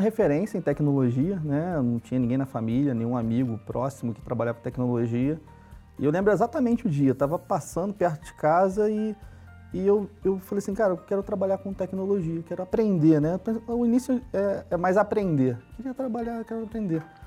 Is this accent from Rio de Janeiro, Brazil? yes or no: yes; Rio de Janeiro, Brazil; Sou carioca, né, da Gema, nasci na zona norte do Rio de Janeiro